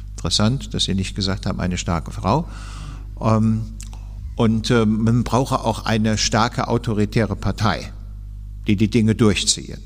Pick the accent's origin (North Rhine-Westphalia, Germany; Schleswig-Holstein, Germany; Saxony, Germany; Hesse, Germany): Hesse, Germany; als äh, Hesse